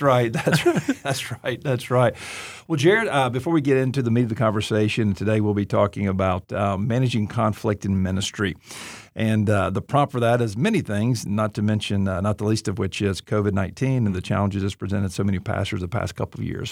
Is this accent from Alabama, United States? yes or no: yes; Auburn, Alabama, United States; I'm from Deep South, Alabama, Auburn